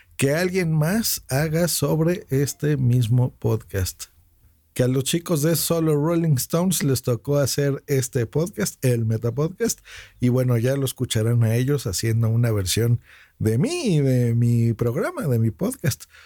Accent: Mexico City, Mexico; soy de la Ciudad de México

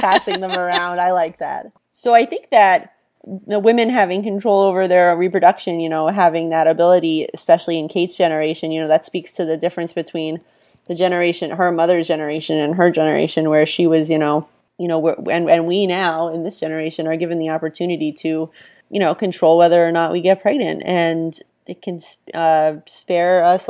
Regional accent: Holland, Pennsylvania, United States; That's really funny, because I'm from Holland, Pennsylvania.

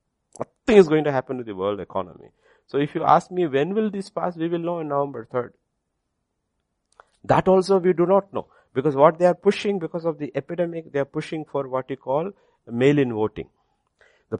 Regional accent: India; my citizenship is India

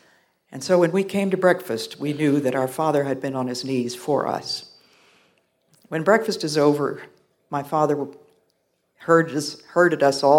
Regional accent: Belgium; born there; my parents were missionaries, and I was born there in Belgium.

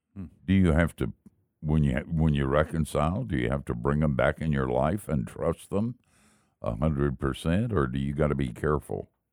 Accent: Asheville, North Carolina, United States; I grew up in Asheville

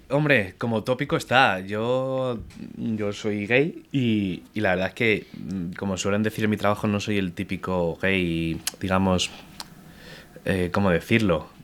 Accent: Madrid, Community of Madrid, Spain; yo con mis padres de pequeño caminaba mucho por Madrid

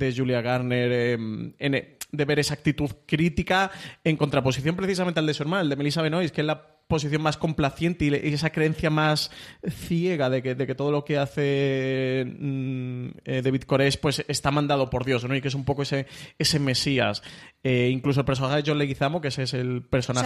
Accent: Spain; como espectador español

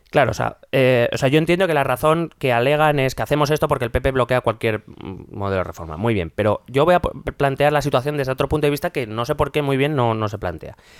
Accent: Madrid, Community of Madrid, Spain; yo soy madrileño, vivo en Madrid

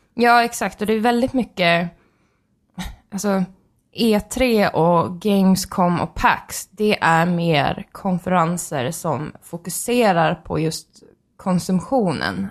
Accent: Sweden; vi är från Sverige.

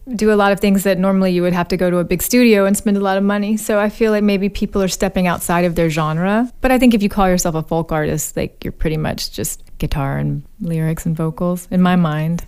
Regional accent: Birmingham, Alabama, United States; also born or lived in Nebraska; now in California, United States; I moved back to my hometown, Birmingham, Alabama

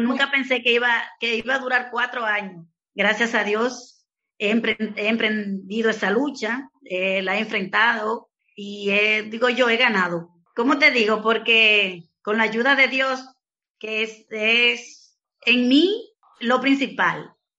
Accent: Dominican Republic; moved away as an adult; also born or lived in Santo Domingo; now in Spain; allá en mi país, en República Dominicana

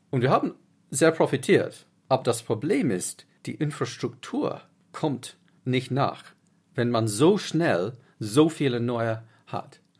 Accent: Uganda; born there; ich bin in Uganda geboren und mein Vater hat immer im Ausland gearbeitet

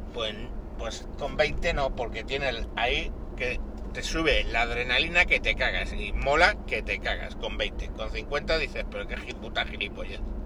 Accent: Spain; somos españoles

